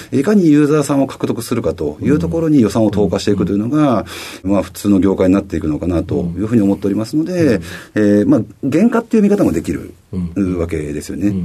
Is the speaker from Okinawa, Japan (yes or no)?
no; Fukuchiyama, Kyoto, Japan; moved away as an adult; also born or lived in Osaka / Tokyo; 京都府の福知山市という町で生まれ育ちました